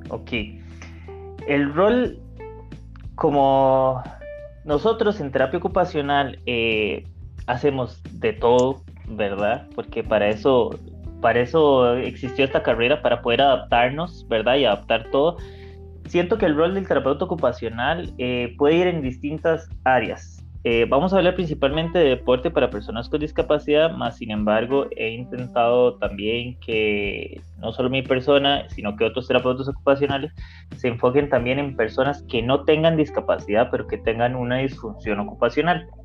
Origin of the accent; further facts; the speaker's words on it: Panama; born there; yo nací en Panamá